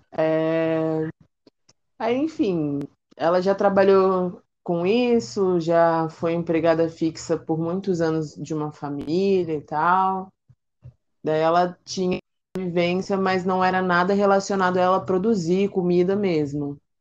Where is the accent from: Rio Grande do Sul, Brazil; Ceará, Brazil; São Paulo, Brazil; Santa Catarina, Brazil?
São Paulo, Brazil; now in Rio de Janeiro, Brazil; eu atualmente moro no Rio, mas eu sou de São Paulo, da Zona Leste, na capital